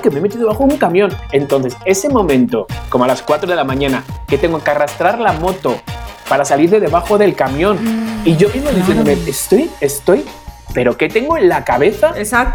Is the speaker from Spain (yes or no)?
yes; Spain; now in Mexico; vengo de España